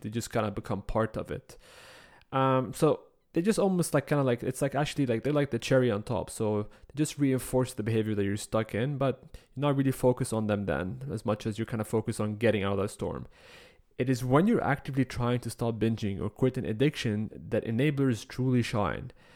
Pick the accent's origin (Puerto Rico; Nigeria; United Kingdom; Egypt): Egypt; moved away as an adult; now in Canada; the first time I moved to Canada at the age of nineteen, I believe. I was coming from Egypt.